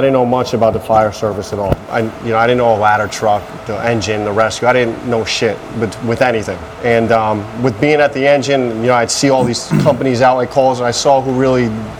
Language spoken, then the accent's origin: English; Greenwich, Connecticut, United States; also born or lived in Port Chester, New York; I've lived in Greenwich my whole life, which is the next town over in Connecticut.